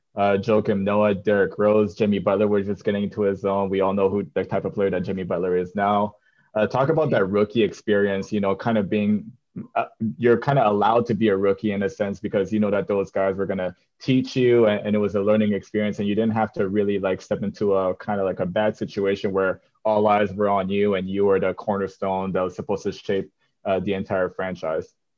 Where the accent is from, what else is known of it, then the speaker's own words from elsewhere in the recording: Canada; moved away; growing up in Canada